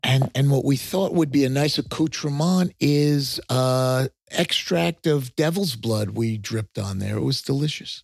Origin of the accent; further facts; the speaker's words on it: Long Island, New York, United States; accent: New York; moved away; also born or lived in Texas; I grew up on Long Island